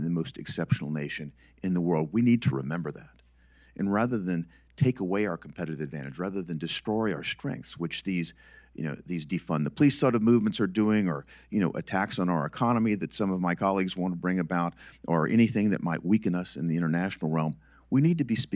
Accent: Tennessee, United States; my home state of Tennessee

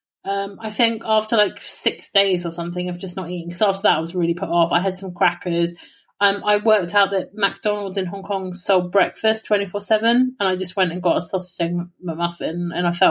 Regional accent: England, United Kingdom; I'm from England.

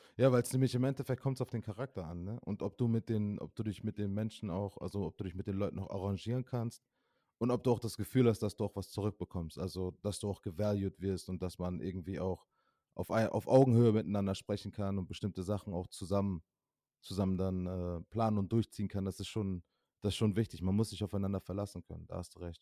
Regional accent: Osnabrück, Lower Saxony, Germany; now in Mainz, Germany; in meiner Heimatstadt Osnabrück

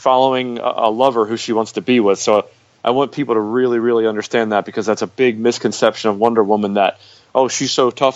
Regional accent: United States; As an American

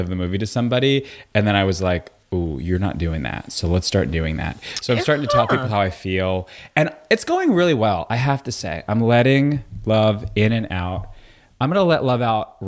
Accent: Woodmere, New York, United States; also born or lived in Brooklyn, New York; But when we were six, we moved to Long Island.

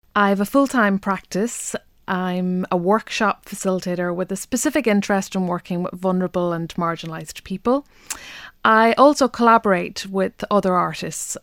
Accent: Ireland; I'm an Irish language poet who's an Irish speaker.

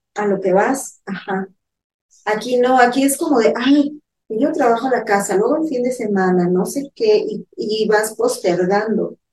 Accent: Mexico

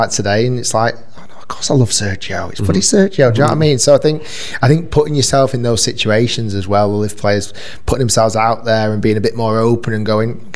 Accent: Manchester, North West England, United Kingdom; first language English; moved away; I was born in Manchester

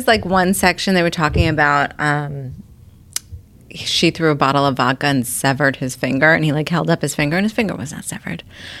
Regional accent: Bay Shore, New York, United States; my hometown in Bayshore.

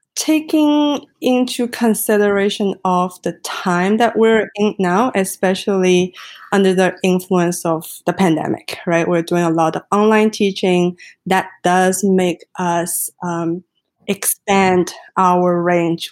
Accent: China; English is a second language; now in Vancouver, Canada; I was Chinese

